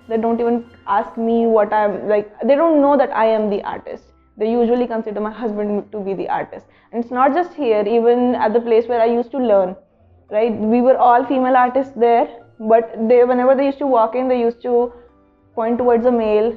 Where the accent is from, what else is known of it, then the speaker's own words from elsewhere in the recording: Chandigarh, India; now in Udaipur, India; I am from Chandigarh.